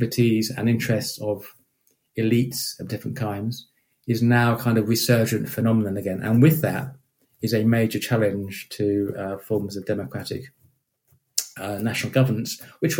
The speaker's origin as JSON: {"language": "English", "country": "United Kingdom", "said": "I am British"}